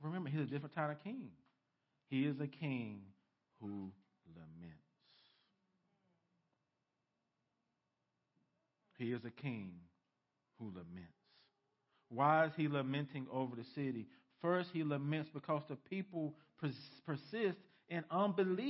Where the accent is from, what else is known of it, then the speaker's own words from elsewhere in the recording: United States; as American Christians